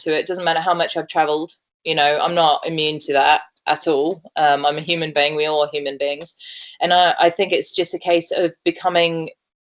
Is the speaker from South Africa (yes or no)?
yes; Johannesburg, Gauteng, South Africa; I grew up in Johannesburg, which is a concrete city